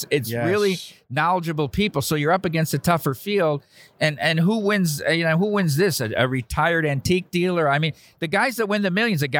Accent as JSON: {"language": "English", "town": "Dubuque", "region": "Iowa", "country": "United States", "tie": "born or raised there", "said": "I was born in Dubuque, Iowa, September 24th, 1973."}